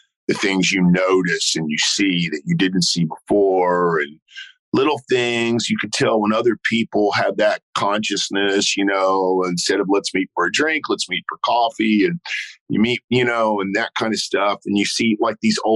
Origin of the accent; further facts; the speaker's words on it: Beaumont, Texas, United States; I was from Beaumont